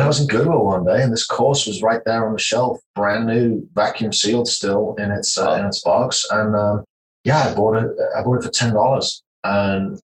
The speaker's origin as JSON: {"language": "English", "region": "the north of England", "country": "United Kingdom", "tie": "born or raised there", "moved": "as an adult", "lives_now": "Texas, United States", "said": "I grew up in Northern England, in a little village about 150 people"}